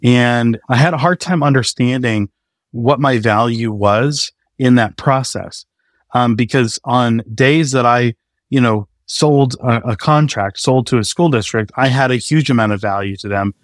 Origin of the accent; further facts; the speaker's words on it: north of Boston, New England, Massachusetts, United States; also born or lived in Maine; now in Austin, United States; I grew up in New England, um, just north of Boston, uh, about forty minutes north of the city